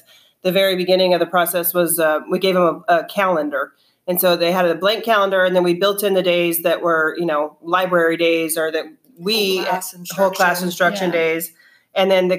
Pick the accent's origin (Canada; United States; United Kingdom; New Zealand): United States; New Mexico; moved away as an adult; I am from New Mexico and taught there to sixth grade for 9 years, and then moved here